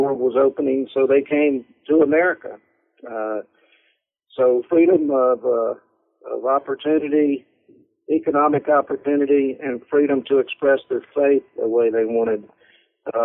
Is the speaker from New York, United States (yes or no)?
no; Lynchburg, Virginia, United States; also born or lived in North Carolina; When I was in first grade, our family moved to Lynchburg, Virginia